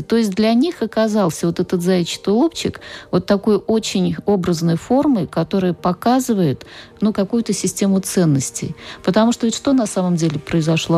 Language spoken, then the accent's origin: Russian; Nizhny Novgorod, Nizhny Novgorod Oblast, Russia; я из Нижнего Новгорода